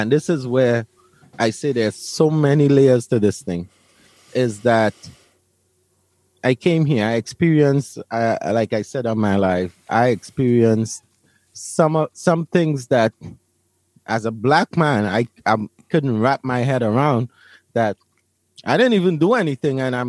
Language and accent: English; Laventille, Trinidad & Tobago; also born or lived in Brooklyn, New York, United States; now in Kingwood, Houston, United States; Now, I come from Laventille.